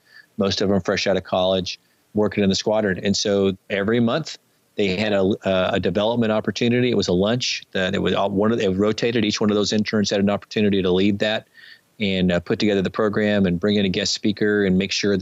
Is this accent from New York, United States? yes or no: no; Dallas–Fort Worth area, Texas, United States; I grew up in Dallas, Fort Worth area